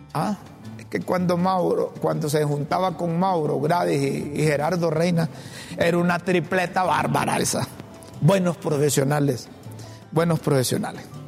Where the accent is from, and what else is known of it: Honduras